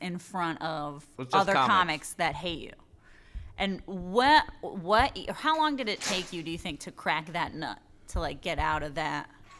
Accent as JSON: {"language": "English", "region": "Mexico City", "country": "Mexico", "moved": "yes", "lives_now": "Washington, United States", "said": "And I moved here from Mexico."}